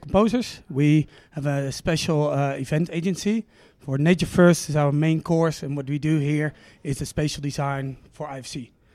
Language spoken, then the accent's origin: English; Amsterdam, North Holland, Netherlands; I'm from Amsterdam